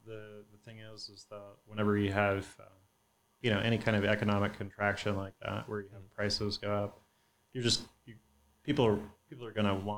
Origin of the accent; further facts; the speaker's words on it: Santa Cruz, California, United States; now in Texas, United States; I grew up in Santa Cruz, which is, you know, about an hour outside of Palo Alto, maybe an hour and a half.